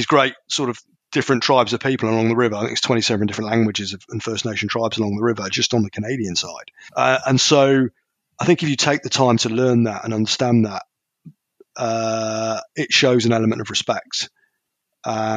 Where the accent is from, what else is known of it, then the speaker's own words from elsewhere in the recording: United Kingdom; I'm a Brit